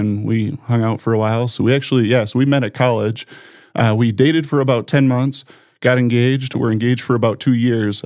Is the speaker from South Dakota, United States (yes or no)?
yes; Sioux Falls, South Dakota, United States; also born or lived in Brookings, South Dakota; now in Brandon, United States; I grew up in Sioux Falls